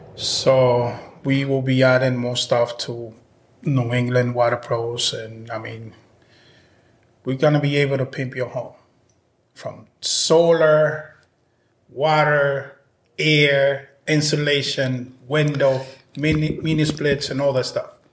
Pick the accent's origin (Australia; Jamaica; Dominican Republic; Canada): Dominican Republic; now in Massachusetts, United States; I was born in the Dominican Republic. I've been here since 93